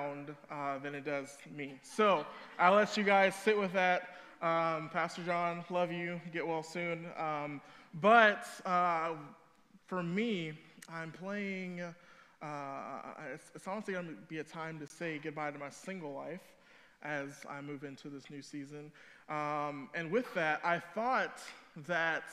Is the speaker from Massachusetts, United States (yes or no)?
no; Cedar Hill, Texas, United States; moved away; also born or lived in Chicago area; I'm actually from the Dallas area. I'm from Cedar Hill.